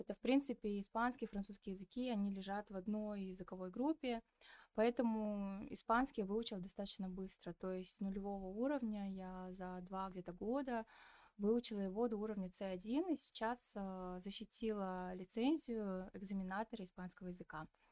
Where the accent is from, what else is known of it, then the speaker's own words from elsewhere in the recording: Petropavl, North Kazakhstan Region, Kazakhstan; Я разговариваю на русском, потому что я из Петропавловска